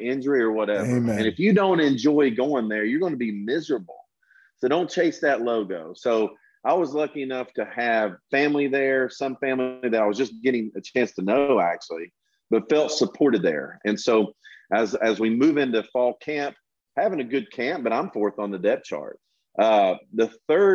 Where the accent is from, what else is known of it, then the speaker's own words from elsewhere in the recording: Tennessee, United States; my home state of Tennessee